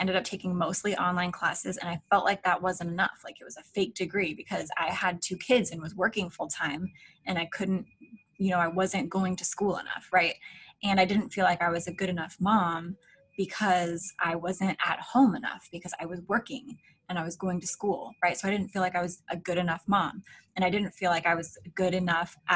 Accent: Alaska, United States; moved away as an adult; now in Florida, United States; My husband and I were born and raised in Alaska.

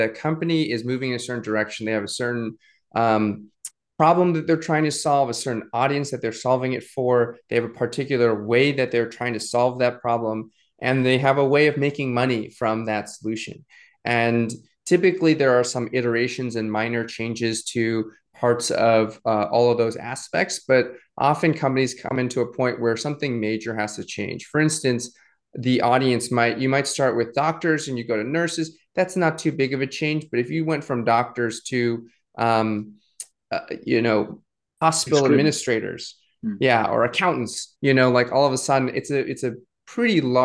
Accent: New England, United States; moved away as an adult; also born or lived in Suzhou, China; I grew up in New England

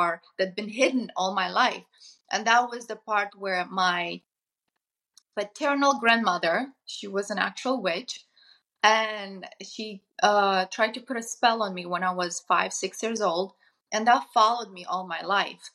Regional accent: Moldova; moved away; I come from Eastern Europe, from Moldova

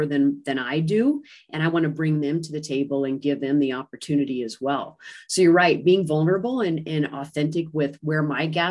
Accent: United States; coming back to the U.S. After a year abroad

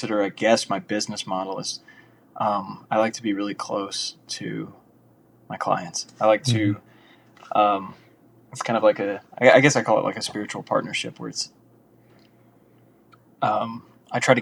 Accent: Louisiana, United States; moved away as an adult; now in Los Angeles, United States; I'm from Louisiana originally

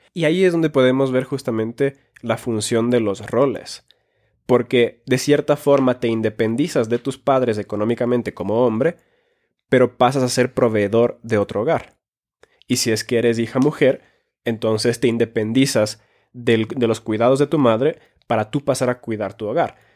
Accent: Finland; born or raised there; moved away; also born or lived in Ecuador

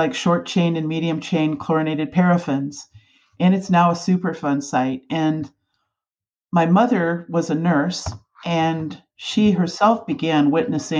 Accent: Dover, Ohio, United States; moved away as an adult; now in Alaska, United States; I grew up in a little town called Dover, Ohio, in Northeast Ohio

